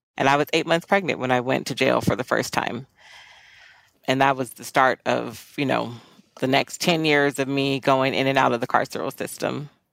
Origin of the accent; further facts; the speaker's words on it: Fullerton, California, United States; I grew up in Orange County, California, primarily Fullerton